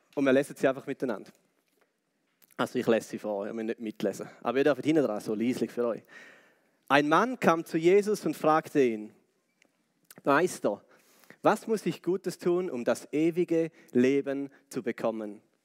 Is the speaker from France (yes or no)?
no; Switzerland; als Schweizer